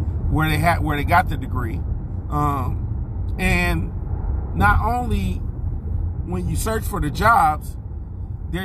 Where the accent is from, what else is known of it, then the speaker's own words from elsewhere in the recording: Inglewood, California, United States; people from Inglewood, we say we from Inglewood. We don't really say we're from Los Angeles